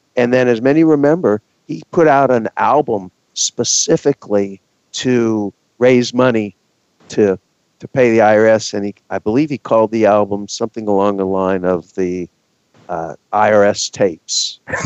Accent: Texas, United States; I'm from Texas, and I was in Texas

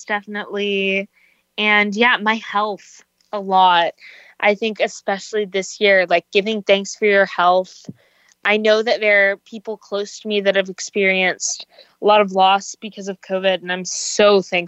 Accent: Virginia, United States; moved away; I'm from Virginia

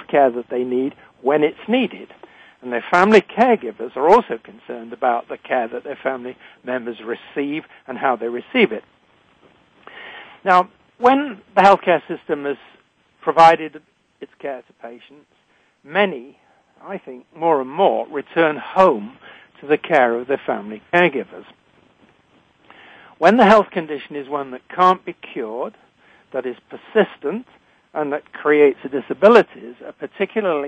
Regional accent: United Kingdom; accent: British; also born or lived in United States; now in Canada; I'm a physician trained in Britain, as you can tell from my accent. I'm living in Canada

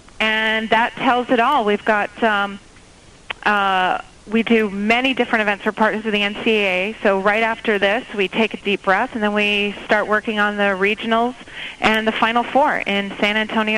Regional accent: Canada; I'm from Canada, which is kind of like Switzerland.

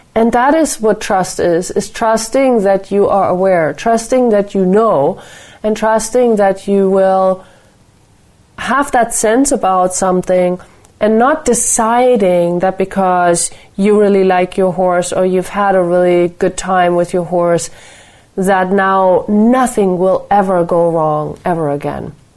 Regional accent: Nuremberg, Bavaria, Germany; my hometown, Nuremberg

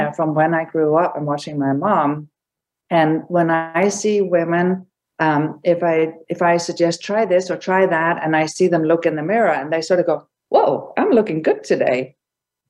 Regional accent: Denmark; now in Las Vegas, United States; I grew up in Denmark

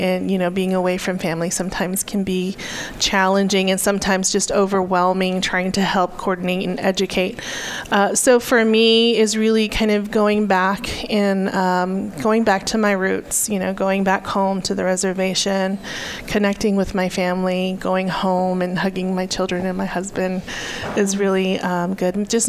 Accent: Arizona, United States; And I come from the Hopi tribe in northeastern Arizona, and also come from a military family.

